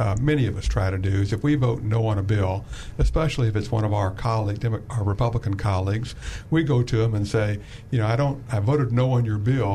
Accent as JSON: {"language": "English", "region": "Missouri", "country": "United States", "moved": "yes", "lives_now": "Arkansas, United States", "said": "I'm a Missouri guy."}